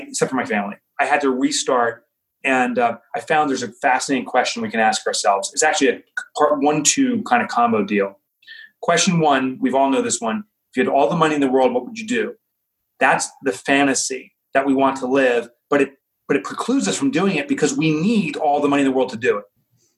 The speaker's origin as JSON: {"language": "English", "town": "Boonton", "region": "New Jersey", "country": "United States", "tie": "born or raised there", "said": "from New Jersey. I grew up in Booton. I'm back in Booton"}